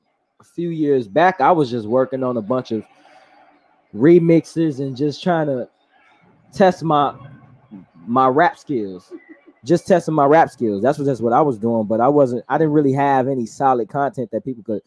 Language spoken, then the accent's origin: English; Chicago, Illinois, United States; born and raised on the southwest side of Chicago. I'm from Gage Park. I'm a rapper and a singer. I rap more.